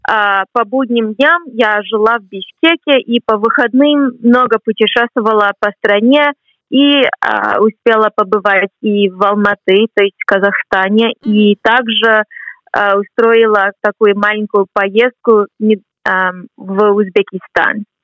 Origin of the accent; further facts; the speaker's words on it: Boston, Massachusetts, United States; Russian is a second language; moved away as an adult; now in Cambridge, United Kingdom; Мне 23 год, а, года. Я сама родом из Бостона, из Соединенных Штатов, но живу здесь, в Англии, до июня. Потом перееду обратно в США